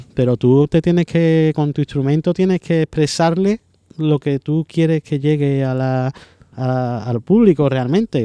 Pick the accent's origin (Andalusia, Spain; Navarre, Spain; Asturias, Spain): Andalusia, Spain; Seville; soy, soy sevillano